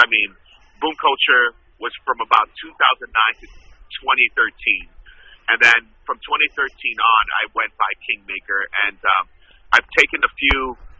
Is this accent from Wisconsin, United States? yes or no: no; New York City, New York, United States; moved away; I was born and raised in Brooklyn, New York